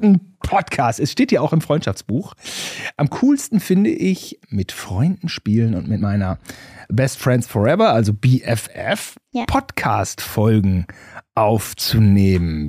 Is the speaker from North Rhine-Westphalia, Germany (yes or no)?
yes; Gütersloh, North Rhine-Westphalia, Germany; wir Gütersloher